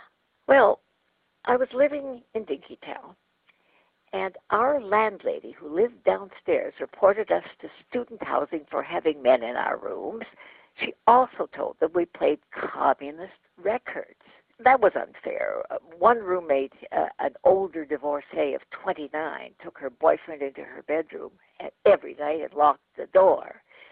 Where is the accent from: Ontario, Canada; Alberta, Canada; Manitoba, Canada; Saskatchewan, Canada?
Manitoba, Canada; Winnipeg; now in Minnesota, United States; I came to Minnesota during the Joseph McCarthy era. I was from Winnipeg.